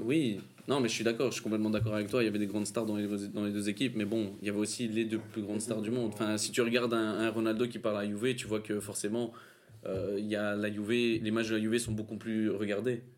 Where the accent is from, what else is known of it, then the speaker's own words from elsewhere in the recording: Brussels, Brussels-Capital Region, Belgium; ici on est belge